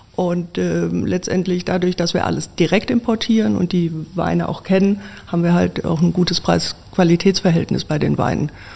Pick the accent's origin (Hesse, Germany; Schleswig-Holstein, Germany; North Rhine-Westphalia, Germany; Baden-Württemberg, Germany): Hesse, Germany; Wiesbaden; also born or lived in Marburg; in meiner Geburtsstadt Wiesbaden, meiner alten Heimat